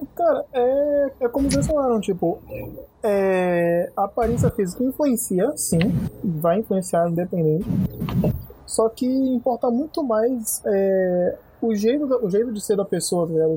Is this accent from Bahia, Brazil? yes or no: yes; Bahia, Brazil; eu sou baiano